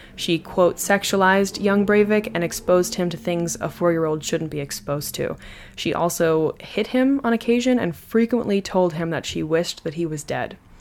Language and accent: English; United States; I am just an American